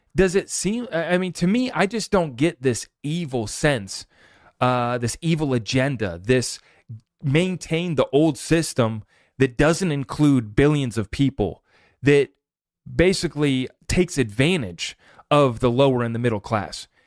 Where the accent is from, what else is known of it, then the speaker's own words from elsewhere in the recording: United States; As an American